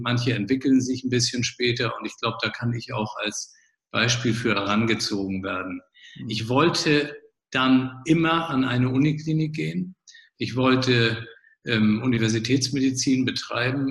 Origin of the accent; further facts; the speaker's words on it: Flensburg, Schleswig-Holstein, Germany; moved away as an adult; also born or lived in Kiel / Marburg; geboren in Flensburg, also Grenzstadt zu Dänemark, äh, Mutter Dänen, Vater Hamburger, also schon norddeutsch äh, ausgerichtet